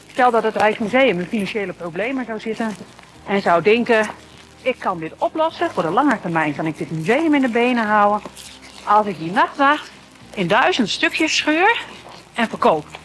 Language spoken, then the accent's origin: Dutch; Groningen, Netherlands; Maar Zeeland voelt als thuis. Als Groninger van de zeeklei.